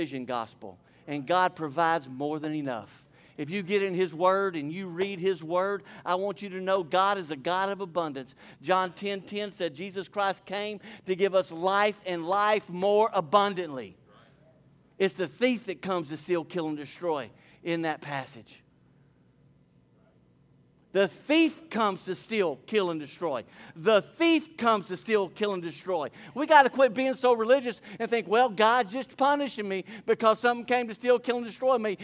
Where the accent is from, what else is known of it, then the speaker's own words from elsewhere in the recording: Port Neches, Texas, United States; I grew up here in Port Neches.